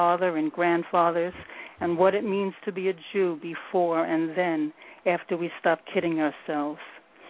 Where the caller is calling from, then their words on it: New York City, New York, United States; I'm in New York, New York City.